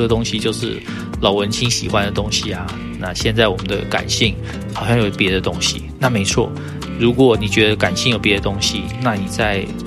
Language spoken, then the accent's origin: Chinese; Taiwan; 在我们念大学那段时间，你可以看到台大的一一性社团全部开始衰落下去